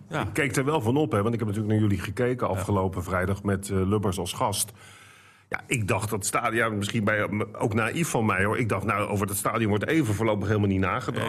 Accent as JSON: {"language": "Dutch", "region": "Randstad", "country": "Netherlands", "moved": "yes", "said": "ik kom dan oorspronkelijk uit de Randstad"}